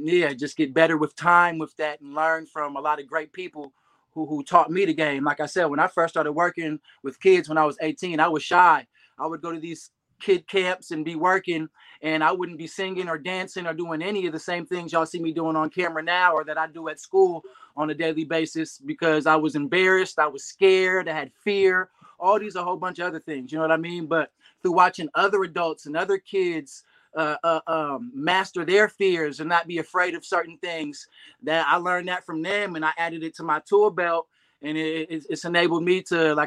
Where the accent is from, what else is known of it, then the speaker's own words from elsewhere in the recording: Berkeley, California, United States; also born or lived in Oakland, California / Texas / Hercules, California; we live and reside in Northern California in the Bay Area, born and raised